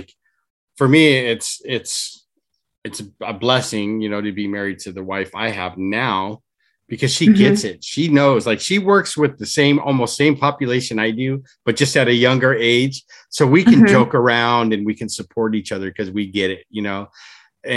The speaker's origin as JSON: {"language": "English", "area": "Orange County", "region": "California", "country": "United States", "said": "we're folks from Orange County"}